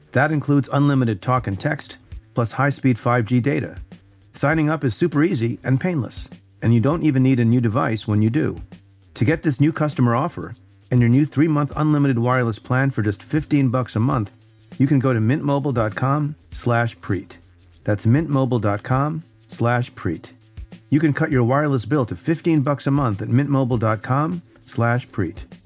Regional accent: United States; first language English; also born or lived in India; I came to the States when I was a year old and basically English is my native language

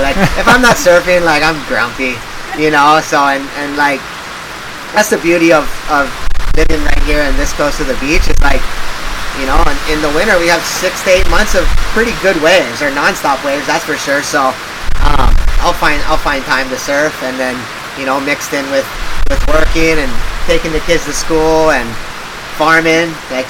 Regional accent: Hawaii, United States; Like, most of us grew up on the North Shore. I mean, I grew up on the South Side, but, like, parents had decent jobs, like, nice house

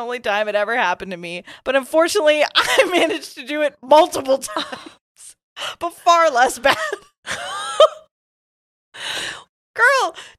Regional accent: England, United Kingdom; I'm originally from England.

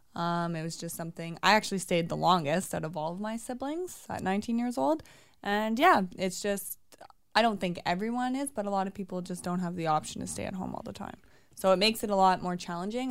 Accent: Oshawa, Ontario, Canada; also born or lived in Toronto; I'm from Oshawa

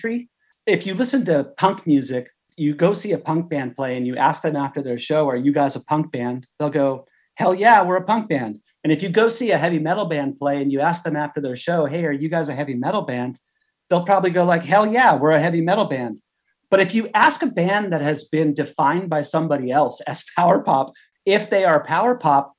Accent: Hermosa Beach, California, United States; I grew up in Southern California in the Hermosa Beach area

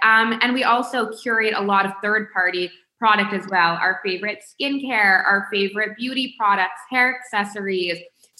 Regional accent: Palm Beach, Florida, United States; We grew up in Palm Beach, but so many people are like, why Palm Beach?

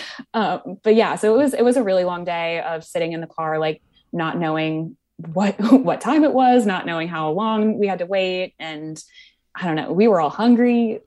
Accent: Wisconsin, United States; now in New York, United States; I grew up in Wisconsin

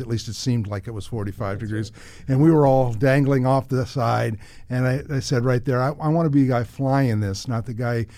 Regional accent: New Jersey, United States; moved away as an adult; also born or lived in Appleton, Wisconsin; I was born in Appleton, Wisconsin, went to high school in New Jersey

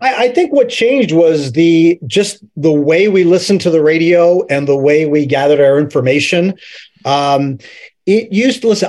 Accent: Middletown, Pennsylvania, United States; moved away; I'm from, I'm from Middletown, Pennsylvania

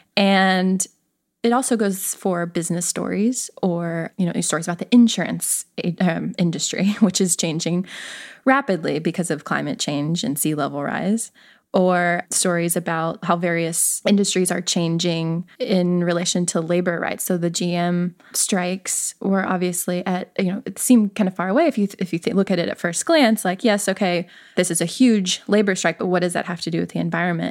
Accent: the South, United States; moved away as an adult; also born or lived in the West (US) / Appalachia

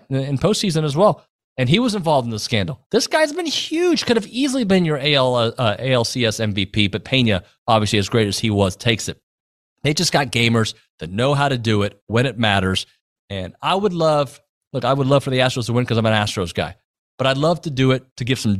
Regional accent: Houston, Texas, United States; I grew up in Houston.

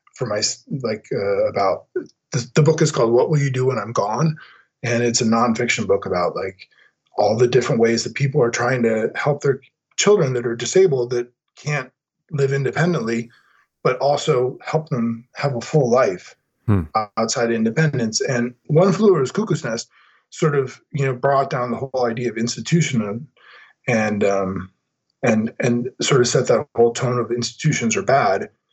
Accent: Denver, Colorado, United States; growing up in Denver, when I was growing up, like in the 80s

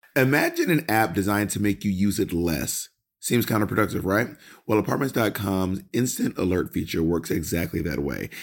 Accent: Georgia, United States; Georgia, Georgia, I'm from

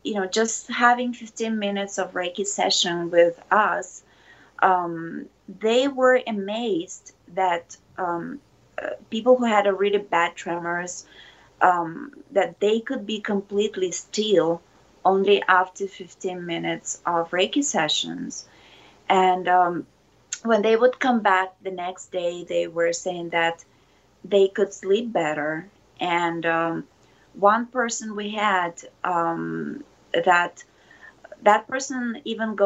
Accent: Ukraine; now in Japan; I'm originally from Ukraine And I came to Japan 16 years ago.

